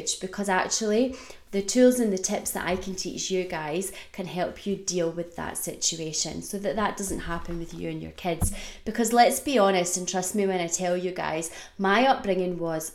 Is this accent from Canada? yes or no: no; Scotland, United Kingdom; also born or lived in Australia; I was born in Australia. And when I was about 5 years old, we decided as a family to move to Scotland.